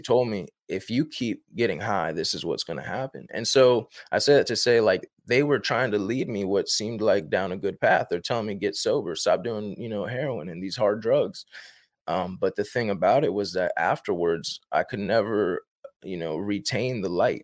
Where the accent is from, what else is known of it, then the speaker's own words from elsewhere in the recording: Northern Virginia, United States; I'm from Northern Virginia, born and raised in Northern Virginia